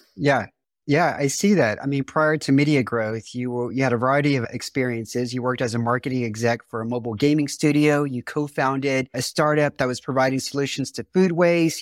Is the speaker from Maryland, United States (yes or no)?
no; Houston, Texas, United States; I'm from Houston